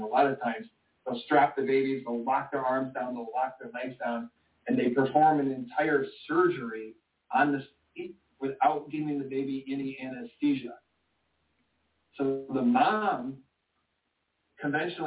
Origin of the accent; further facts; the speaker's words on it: Michigan, United States; I was born in Michigan